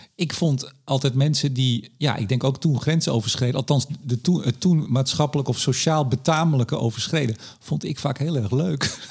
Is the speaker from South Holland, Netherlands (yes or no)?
no; Amsterdam, North Holland, Netherlands; ik kom uit Amsterdam. Amsterdamse humor